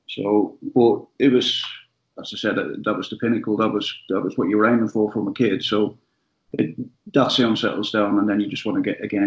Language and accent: English; Ireland; I'm Irish